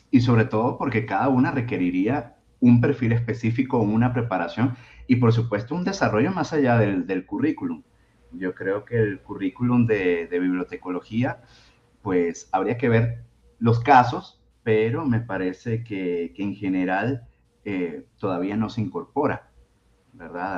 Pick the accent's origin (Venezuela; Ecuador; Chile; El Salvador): Venezuela; now in Mexico; soy originariamente de Venezuela